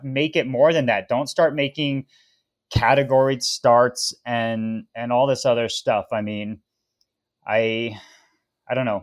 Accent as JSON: {"language": "English", "town": "Boulder", "region": "Colorado", "country": "United States", "tie": "born or raised there", "also_born_or_lived": "Tahoe", "said": "growing up in Boulder, Colorado, which is, you know, a hotbed of American cycling"}